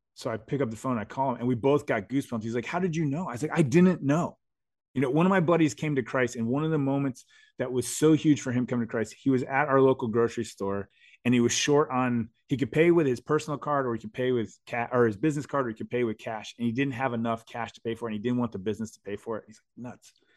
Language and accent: English; United States; I was born in America